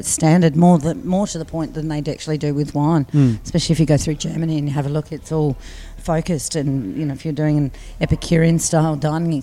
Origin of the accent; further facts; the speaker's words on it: Barossa Valley, South Australia, Australia; moved away as an adult; also born or lived in Adelaide; now in Melbourne, Australia; I grew up in the Barossa Valley on the wine side of it